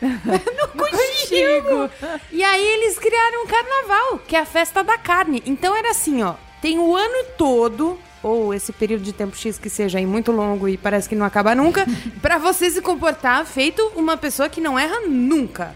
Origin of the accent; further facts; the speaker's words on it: Blumenau, Santa Catarina, Brazil; eu cresci em Blumenau. Em Blumenau